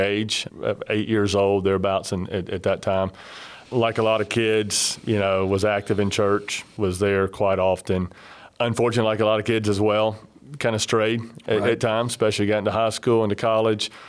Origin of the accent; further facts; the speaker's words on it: Memphis, Tennessee, United States; moved away as an adult; also born or lived in Florence, Alabama; now in Muscle Shoals area, Alabama, United States; born and raised in Memphis, came to school at UNA to play basketball.